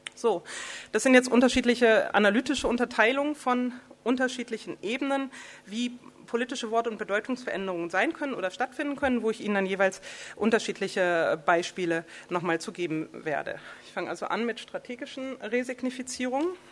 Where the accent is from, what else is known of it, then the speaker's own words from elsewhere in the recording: the North, Northern Germany, Germany; also born or lived in Berlin; ich komme aus dem Norden